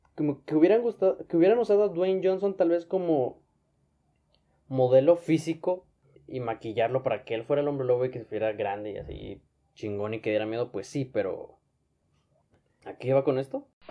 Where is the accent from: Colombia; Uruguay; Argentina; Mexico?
Mexico; Monterrey, Nuevo León; Yo soy de Monterrey, pero no me hubiera quedado en Monterrey.